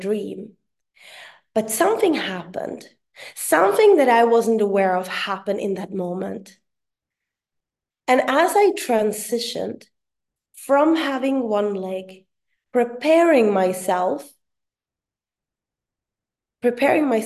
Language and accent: English; Sweden; first language Swedish; English is a second language; my mother tongue in Swedish